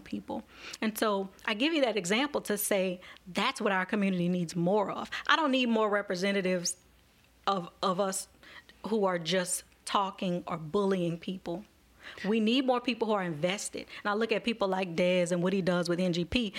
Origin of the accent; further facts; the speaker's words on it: Marrero, Louisiana, United States; a black woman who grew up in Marrero